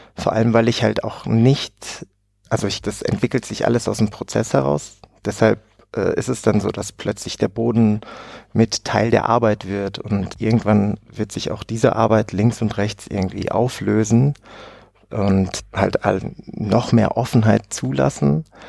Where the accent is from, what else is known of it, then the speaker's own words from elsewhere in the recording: Oberhausen, North Rhine-Westphalia, Germany; moved away; in Oberhausen im schönen Ruhrpott aufgewachsen und habe 20 Jahre dort auch gelebt